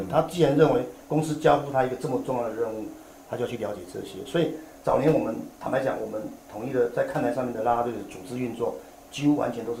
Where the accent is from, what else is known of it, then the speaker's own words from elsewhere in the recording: Hsinchu, Taiwan; 我是新竹人，我是新竹人，OK，我现在老家还在新竹，哦，对对对对，啊，所以那时候的新竹没有棒球队